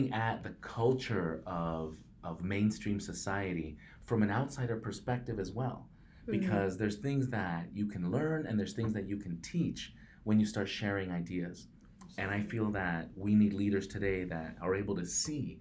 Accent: Mexico; English is a second language; now in Portland, United States; I am a Mexican-American, first-generation immigrant. English is my second language

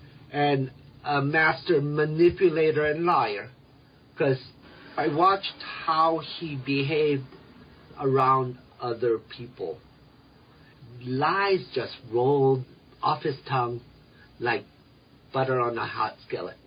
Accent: Reno, Nevada, United States; English is a second language; moved away as an adult; also born or lived in Philippines; now in Denver, United States; growing up in Reno, Nevada

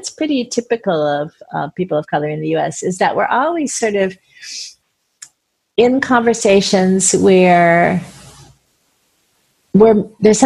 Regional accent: United States; I'm an American. I do believe in individual freedom in ways that are bred into me deeply as an American

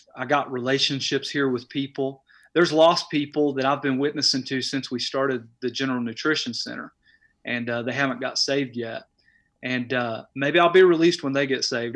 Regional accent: Knoxville, Tennessee, United States; moved away as an adult; now in Crossville, United States; I was born and raised in Knoxville

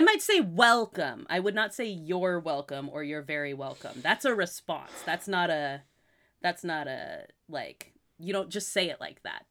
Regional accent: Massachusetts, United States; moved away; also born or lived in California; where I was born in Massachusetts

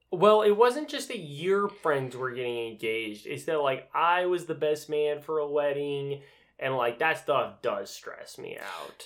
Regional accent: Utah, United States; moved away; I grew up in Utah

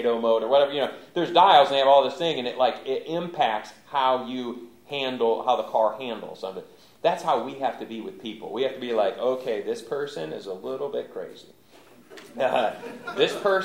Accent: Michigan, United States; moved away; also born or lived in Louisville, Kentucky; I grew up in Michigan

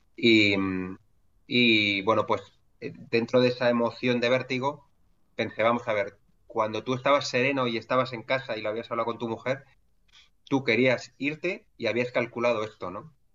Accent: Madrid, Community of Madrid, Spain; yo soy un madrileño de 41

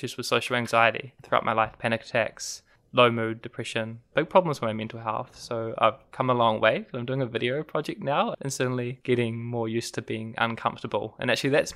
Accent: Auckland, New Zealand; moved away as an adult; also born or lived in Queenstown, New Zealand / Dunedin, New Zealand; growing up in Auckland, and I went to an all-boys school

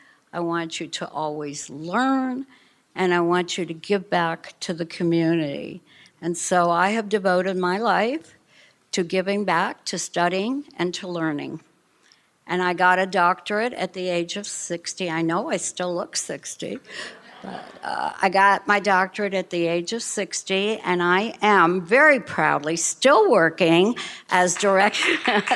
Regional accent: Miami Beach, Florida, United States; We are from Miami Beach, Florida, originally from Košice, Czechoslovakia.

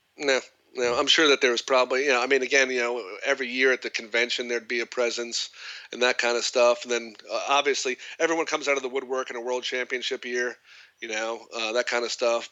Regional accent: Massapequa, New York, United States; moved away; also born or lived in Florida / Ireland; I grew up on Long Island in New York in Massapequa

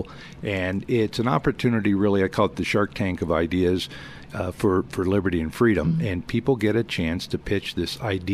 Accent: California, United States; now in Colorado, United States; I'm from California. I grew up there. I was born and raised there

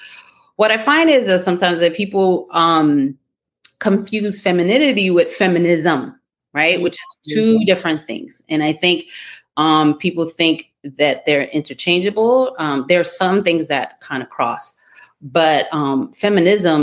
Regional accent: New York City, New York, United States; I grew up in the streets of Brooklyn in the 80s and 90s.

